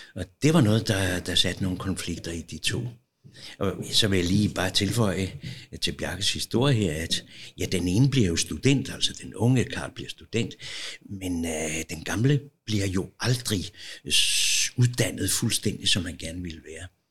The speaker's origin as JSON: {"language": "Danish", "town": "Copenhagen", "region": "Capital Region of Denmark", "country": "Denmark", "tie": "born or raised there", "said": "Jeg er født her i Valby, meget tæt på"}